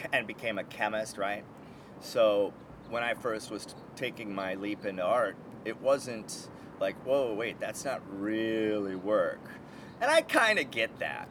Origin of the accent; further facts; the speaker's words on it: Minneapolis, Minnesota, United States; now in Los Angeles, United States; Minneapolis, my hometown